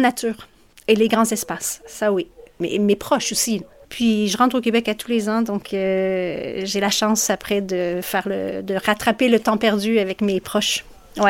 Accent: Marseille, Provence-Alpes-Côte d'Azur, France; À Marseille, je viens de Marseille

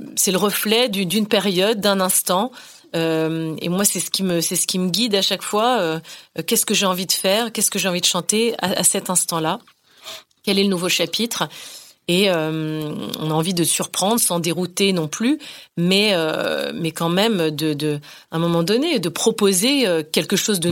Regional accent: northern Finistère, Brittany, France; moved away; je, puise là-bas, dans le Finistère Nord

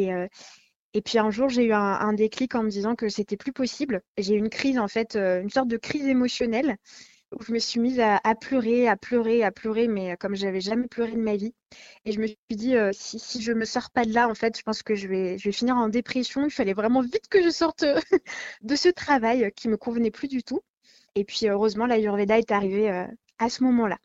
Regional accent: France; chez nous, en France

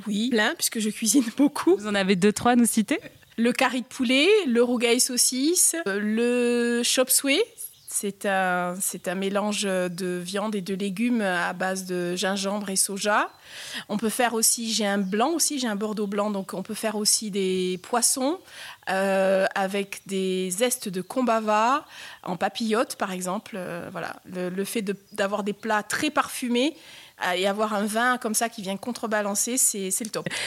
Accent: Réunion; je suis originaire euh, d'une île au milieu de l'océan Indien

